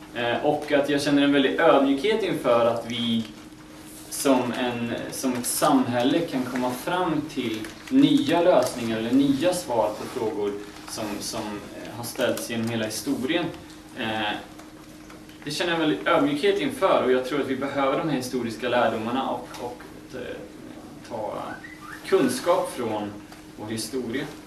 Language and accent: Swedish; Västergötland, Västra Götaland, Sweden; now in Uppsala, Sweden; Jag kommer från Västergötland om det är någon som undrar var dialekt kommer ifrån